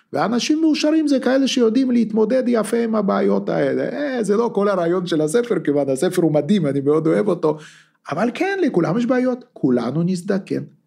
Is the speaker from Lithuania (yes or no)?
yes; Lithuania; also born or lived in Russia; now in Israel; אני ליטאי, אתה בטח יודע את זה, נולדתי בליטא